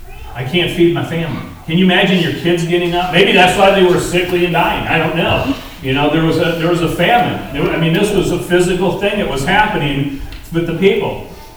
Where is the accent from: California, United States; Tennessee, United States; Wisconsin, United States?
Wisconsin, United States; Oshkosh; moved away; I grew up in Oshkosh, Wisconsin, and I still consider that home base. You know, that's my home.